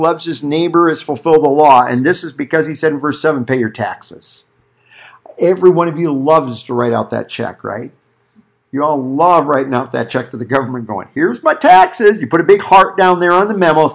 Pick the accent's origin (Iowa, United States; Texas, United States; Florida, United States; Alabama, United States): Iowa, United States; I was growing up in Iowa